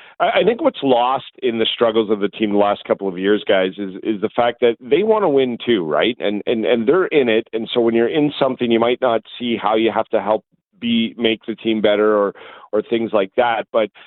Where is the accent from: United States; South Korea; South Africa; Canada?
Canada; I'm Canadian.